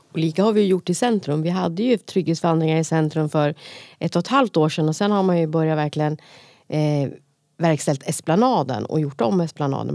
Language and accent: Swedish; Gävle, Gävleborg County, Sweden; Om man har växt upp på fritidsgård själv, vilket jag har gjort då, på Brynjan på Brynäs